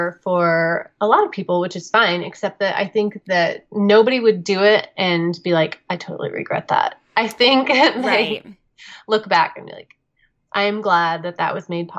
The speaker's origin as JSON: {"language": "English", "region": "Kansas", "country": "United States", "tie": "born or raised there", "said": "I went to K-State, so okay. Kansas State University. So still in Kansas, but you know, a couple of hours away."}